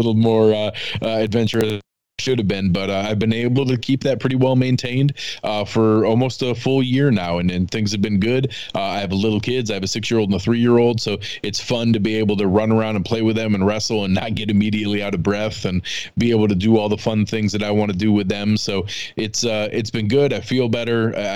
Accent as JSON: {"language": "English", "region": "western New York", "country": "United States", "tie": "born or raised there", "also_born_or_lived": "Cleveland", "moved": "as an adult", "said": "But grew up in western New York."}